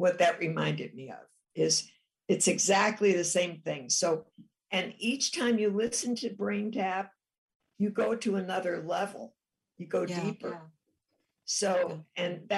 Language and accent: English; Chicago, Illinois, United States; I'm from Chicago